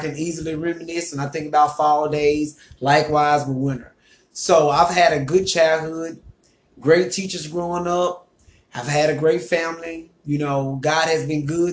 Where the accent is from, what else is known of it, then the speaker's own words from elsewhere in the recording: Lake Village, Arkansas, United States; I was born and raised in Lake Village, Arkansas, Chico County, proud Arkansas